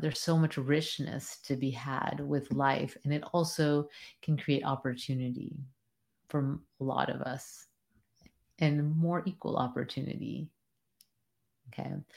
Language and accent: English; United States; as a first generation Am, American